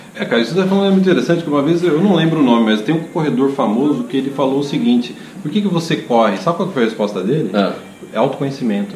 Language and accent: Portuguese; Brazil; moved away as an adult; now in Canada; eu nasci no Brasil